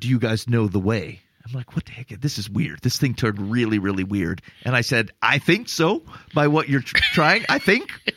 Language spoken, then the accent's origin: English; Iowa, United States; we're from Iowa